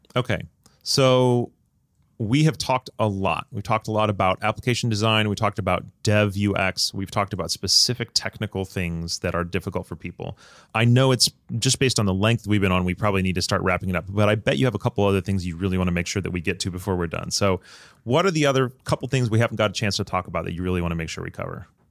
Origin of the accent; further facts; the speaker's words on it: United States; as an American